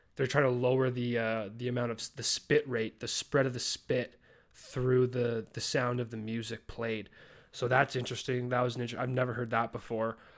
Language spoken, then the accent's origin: English; Calgary, Alberta, Canada; moved away as an adult; also born or lived in Ontario; my hometown, Calgary